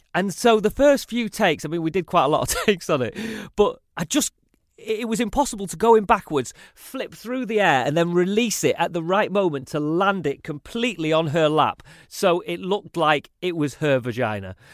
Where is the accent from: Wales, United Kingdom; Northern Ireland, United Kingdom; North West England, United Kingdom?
North West England, United Kingdom; Salford; accent: northern; also born or lived in Manchester; my upbringing was very kind of traditional Mancunian, really.